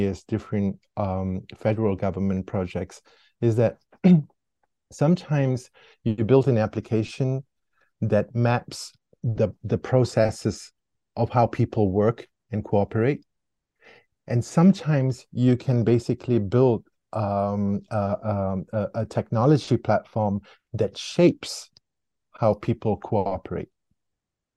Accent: Singapore; moved away as an adult; now in Switzerland; I grew up in Singapore

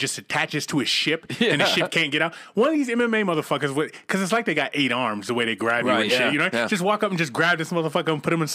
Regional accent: Boston, Massachusetts, United States; I'm from Boston

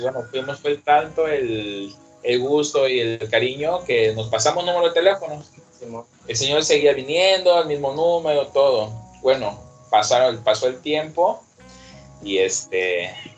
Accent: Acapulco, Guerrero, Mexico; also born or lived in Mexico City; soy de Acapulco

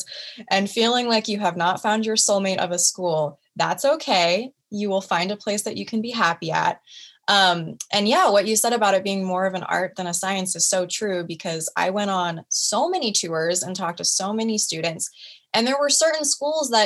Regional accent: Oregon, United States; moved away as an adult; now in Washington, United States; my hometown in Oregon

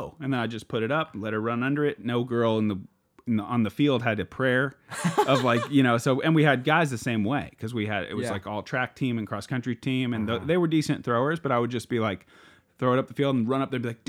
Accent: Philomath, Oregon, United States; My hometown is called Philomath and I made a club called the Philly Disc Slingers.

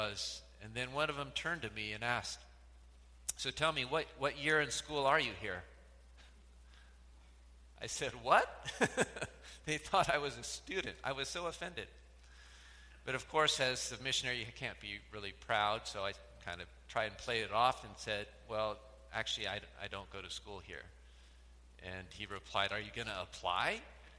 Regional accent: United States; also born or lived in Philippines; we're from the United States

